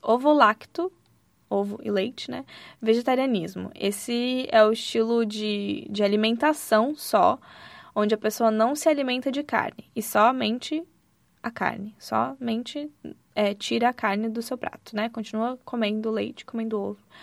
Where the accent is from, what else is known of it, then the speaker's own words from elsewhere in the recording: Santa Catarina, Brazil; moved away as an adult; also born or lived in Rio de Janeiro; E eu sou de Santa Catarina, então fui de Santa Catarina para o Rio de Janeiro